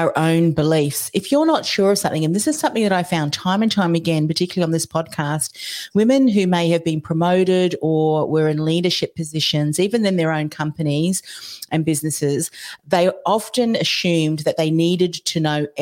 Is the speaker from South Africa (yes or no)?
no; New Zealand; now in Australia; I'm originally from New Zealand